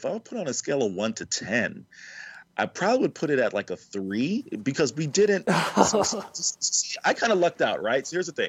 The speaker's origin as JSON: {"language": "English", "region": "the South", "country": "United States", "also_born_or_lived": "the Midwest", "said": "as a Southerner"}